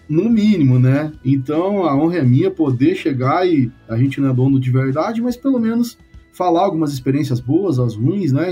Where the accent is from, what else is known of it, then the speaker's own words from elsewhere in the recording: Santo Augusto, Rio Grande do Sul, Brazil; Eu sou, eu sou gaúcho, nascido no Noroeste, Rio Grande do Sul, uma cidade que chama Santo Augusto